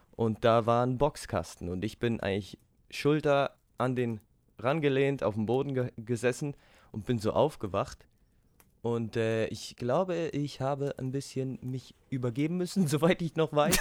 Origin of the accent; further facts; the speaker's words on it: Switzerland; wir als Schweizer